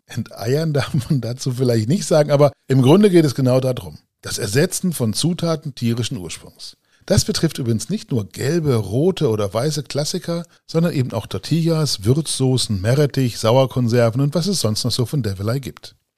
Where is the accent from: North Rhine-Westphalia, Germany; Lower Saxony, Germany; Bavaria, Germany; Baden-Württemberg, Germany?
Lower Saxony, Germany; Gifhorn; also born or lived in Braunschweig; bin ja Gifhorner von Geburt aus